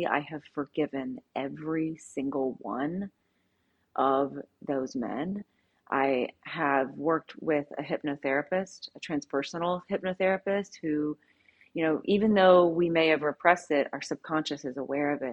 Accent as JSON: {"language": "English", "region": "Southern Louisiana", "country": "United States", "said": "I was raised in a very strict Southern Baptist. I'm from Southern Louisiana"}